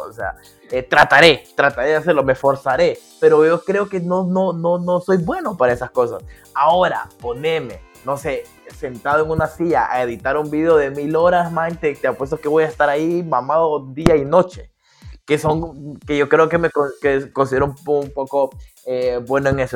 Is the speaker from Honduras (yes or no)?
yes; Danlí, El Paraíso, Honduras; yo soy de Dalí